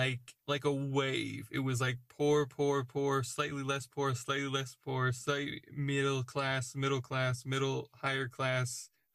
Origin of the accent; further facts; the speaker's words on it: United States; now in United Kingdom; I'm American but, in an English culture.